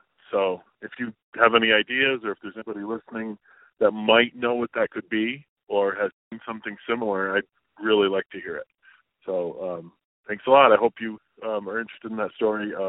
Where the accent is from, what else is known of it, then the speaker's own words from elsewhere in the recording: upstate New York, United States; now in New Hampshire, United States; This happened where I grew up in upstate New York.